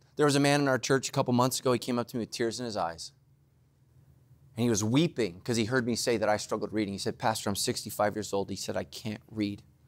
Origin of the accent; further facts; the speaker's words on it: Northern California, United States; I grew up in Northern California, Giants territory